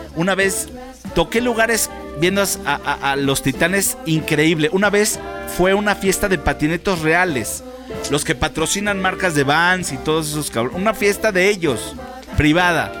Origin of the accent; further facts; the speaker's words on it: Mexico; como mexicano